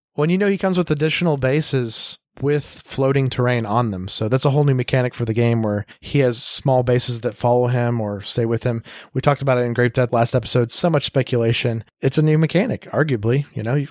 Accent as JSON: {"language": "English", "town": "Tulsa", "region": "Oklahoma", "country": "United States", "tie": "born or raised there", "said": "I grew up in Tulsa."}